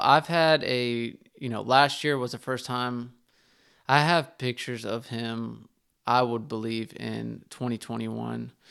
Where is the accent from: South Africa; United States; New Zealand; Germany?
United States; Terrell, Texas; also born or lived in Heath, Texas; I grew up in Terrell, Texas